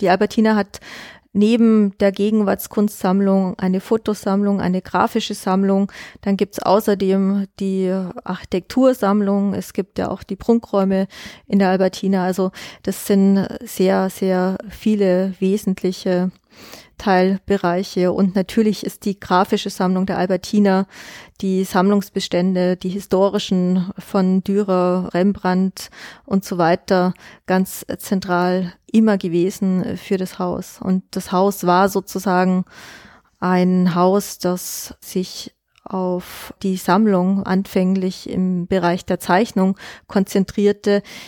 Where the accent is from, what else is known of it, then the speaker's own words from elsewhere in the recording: Augsburg, Bavaria, Germany; moved away as an adult; also born or lived in New York / Berlin; now in Vienna, Austria; Ich bin aus Augsburg, also Bayern